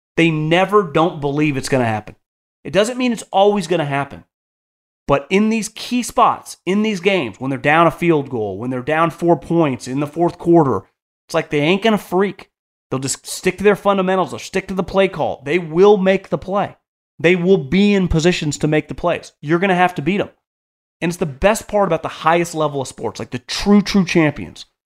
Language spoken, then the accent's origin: English; Davis, California, United States; I'm born and raised in Davis, California